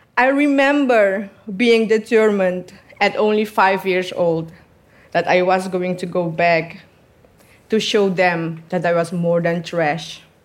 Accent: southern Suriname, Suriname; I come from the south of Suriname, near the border with Brazil and French Guyana. I am from Amazonia. I am Wayana. I was born in a small settlement with 150

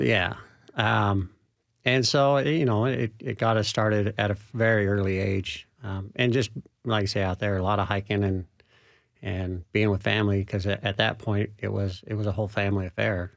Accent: Utah, United States; now in Middle Tennessee, United States; I'm from Utah originally.

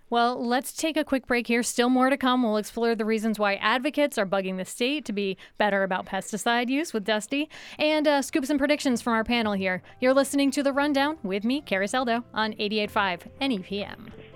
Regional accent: Stamford, Vermont, United States; my hometown of Stamford, Vermont

